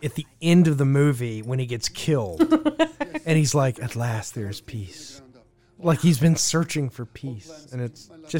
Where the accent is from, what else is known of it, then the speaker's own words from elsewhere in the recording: Baghdad, Baghdad Governorate, Iraq; now in Bismarck, United States; No, I'm Iraqi. Yeah. No, my family moved from Baghdad to Bismarck.